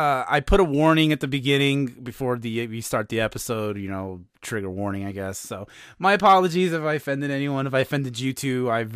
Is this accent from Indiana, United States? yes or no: yes; Hammond, Indiana, United States; I'm at the local train station here in my hometown of Hammond, Indiana, which is called the South Shore.